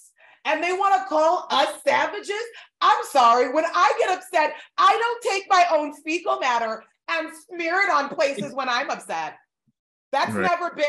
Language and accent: English; Florida, United States; And I'm from Florida.